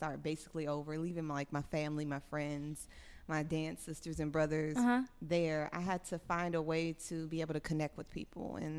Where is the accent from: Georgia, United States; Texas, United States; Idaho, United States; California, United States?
Georgia, United States; Atlanta; moved away as an adult; now in Dallas, United States; I'm from Atlanta.